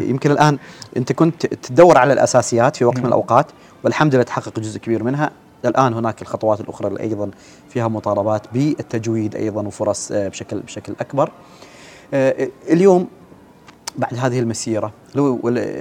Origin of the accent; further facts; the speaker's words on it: Oman; كلنا كعمانيين